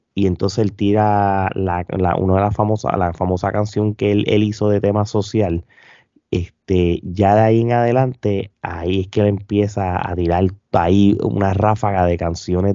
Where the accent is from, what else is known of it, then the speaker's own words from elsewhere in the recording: Puerto Rico; nosotros dos como puertorriqueños